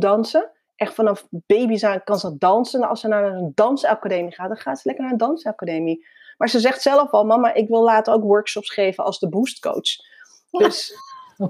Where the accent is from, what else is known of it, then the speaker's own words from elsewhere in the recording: Netherlands; Ik ben in Nederland geboren, ja, in 1975